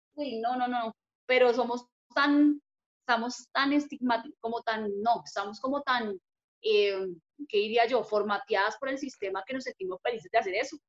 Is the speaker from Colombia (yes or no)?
yes; Bogotá, Colombia; yo nací en Bogotá, crecí aquí